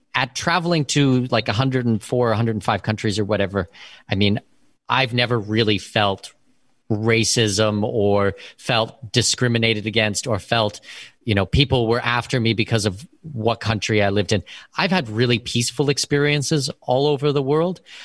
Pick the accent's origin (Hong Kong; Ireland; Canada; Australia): Canada; first language English; moved away as an adult; also born or lived in Abu Dhabi, United Arab Emirates; now in Panama; I was born and raised in Canada.